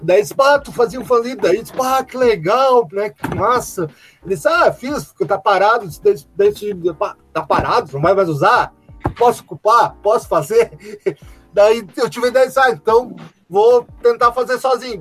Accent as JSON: {"language": "Portuguese", "town": "Caxias do Sul", "region": "Rio Grande do Sul", "country": "Brazil", "said": "sou de Tatuado de Caxias"}